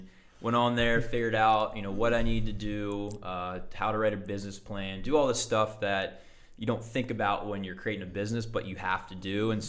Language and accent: English; Hawaii, United States; So it's like a suit and tie and I came from Hawaii. I've been on the beach my whole life.